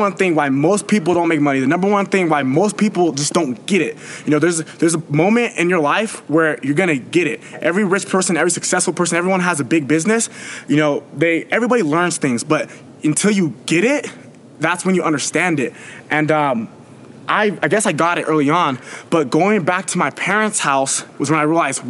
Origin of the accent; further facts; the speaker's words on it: Manteca, California, United States; also born or lived in Irvine, California; Back home, I live in a small town called Manatee, California.